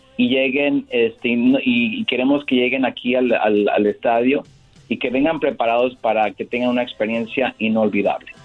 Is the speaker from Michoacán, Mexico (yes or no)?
yes; Michoacán, Mexico; now in Los Angeles, United States; somos los dos de Michoacán